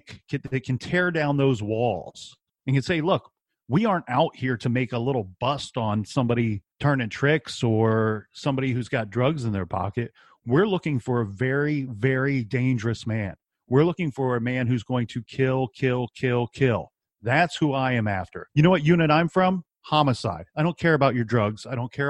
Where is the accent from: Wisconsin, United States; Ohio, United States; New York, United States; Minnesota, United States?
Ohio, United States; Columbus; I'm from Columbus, Ohio